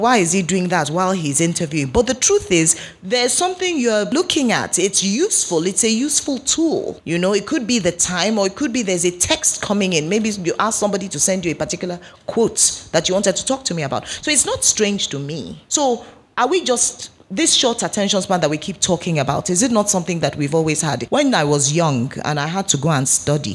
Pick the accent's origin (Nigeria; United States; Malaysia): Nigeria; I'm Nigerian